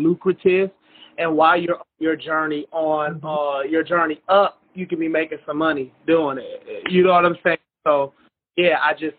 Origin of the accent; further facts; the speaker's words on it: Minneapolis, Minnesota, United States; I'm from Minneapolis